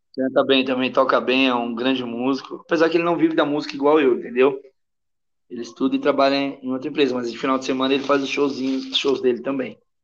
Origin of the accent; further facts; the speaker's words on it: São Paulo, Brazil; moved away as an adult; also born or lived in Madrid, Spain; A gente é de São Paulo.